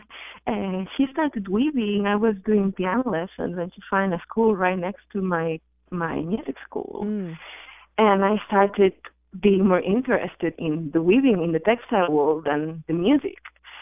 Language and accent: English; Barcelona, Catalonia, Spain; I'm from Spain. I'm from Barcelona